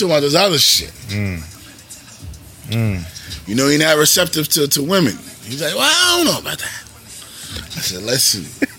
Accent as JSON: {"language": "English", "region": "New York", "country": "United States", "said": "I'm black from New York."}